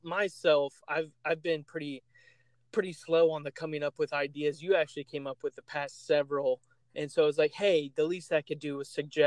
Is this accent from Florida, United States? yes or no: yes; Indian River County, Florida, United States; We're both from Indian River County, Florida